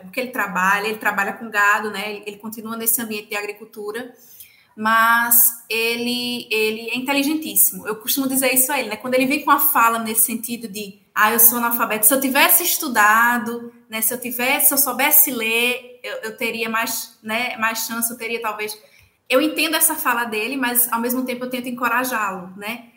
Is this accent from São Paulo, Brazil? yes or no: no; Lagoa do Carro, Pernambuco, Brazil; moved away as an adult; now in Ceará, Brazil; eu sou do interior também, né, de Pernambuco, eu sou de uma cidade chamada Lagoa do Carro